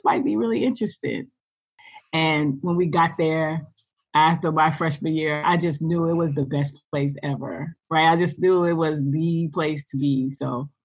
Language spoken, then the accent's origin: English; New York City, New York, United States; I grew up in Brooklyn, New York.